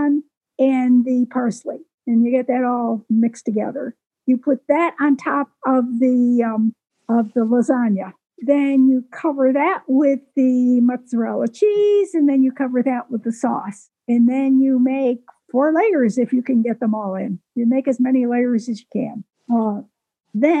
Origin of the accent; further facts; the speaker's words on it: Waynesville, North Carolina, United States; I'm from the mountains of North Carolina, Waynesville, Western North Carolina